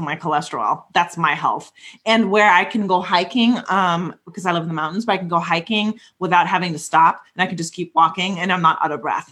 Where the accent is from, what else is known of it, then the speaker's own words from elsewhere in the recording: Germany; moved away; a house in my hometown in Germany